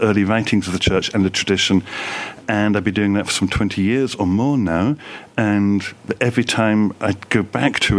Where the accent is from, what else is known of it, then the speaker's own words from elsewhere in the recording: England, United Kingdom; I grew up in the Orthodox Church in England.